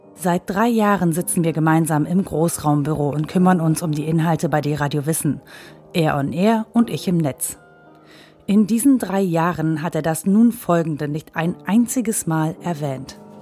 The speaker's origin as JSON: {"language": "German", "town": "Mönchengladbach", "region": "North Rhine-Westphalia", "country": "Germany", "tie": "born or raised there", "said": "In meinem Geburtsort Mönchengladbach kennt man meinen Großvater"}